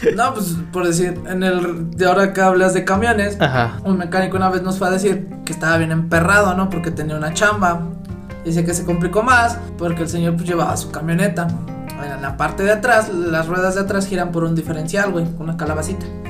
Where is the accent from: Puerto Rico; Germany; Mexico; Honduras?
Mexico; como mexicanos tenemos el ingenio